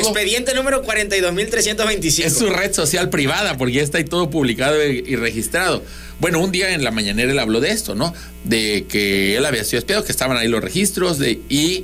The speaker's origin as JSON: {"language": "Spanish", "region": "southern Mexico", "country": "Mexico", "said": "los sureños"}